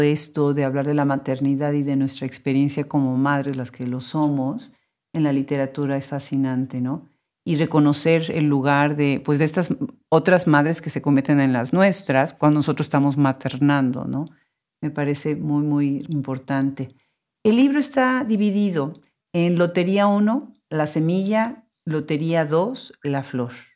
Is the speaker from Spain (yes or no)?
no; Mexico; en México, bueno, que es mi país de origen